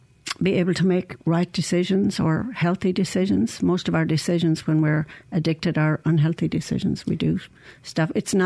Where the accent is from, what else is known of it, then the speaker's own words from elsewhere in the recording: County Clare, Munster, Ireland; moved away as an adult; also born or lived in Saudi Arabia / Dallas / Shreveport; now in Mississippi, United States; I was born and raised in Ireland